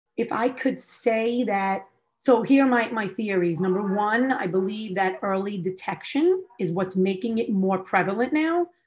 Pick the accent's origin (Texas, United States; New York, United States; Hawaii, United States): New York, United States; I was born and raised in New York.